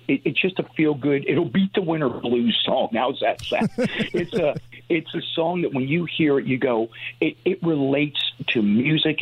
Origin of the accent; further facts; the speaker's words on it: Northeast, United States; growing up in the Northeast